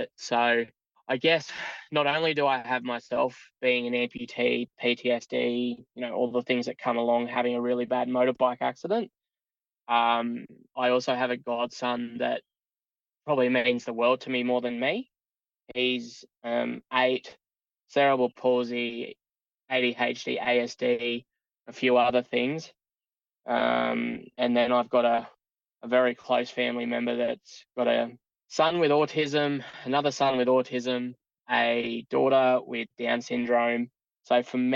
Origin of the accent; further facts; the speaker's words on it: Toowoomba, Queensland, Australia; I'm a born and bred Toowoomba boy. So lived in Toowoomba now 31 years. Haven't left